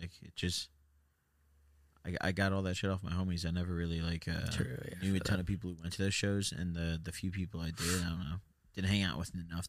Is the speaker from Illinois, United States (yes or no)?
yes; Northern Illinois, United States; moved away; I'm from Illinois, so I'm kind of used to it. The snow is really bad.